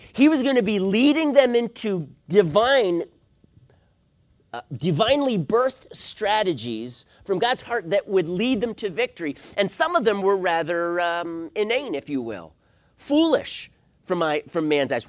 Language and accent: English; East Coast, United States; lived on, on the East Coast